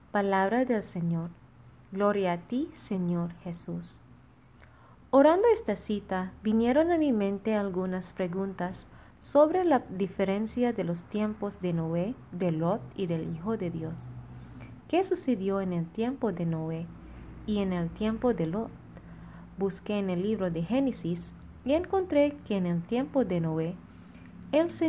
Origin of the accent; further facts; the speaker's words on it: Philippines; now in Monterrey; Soy Ran, misionera filipina destinada en la comunidad de Monterrey.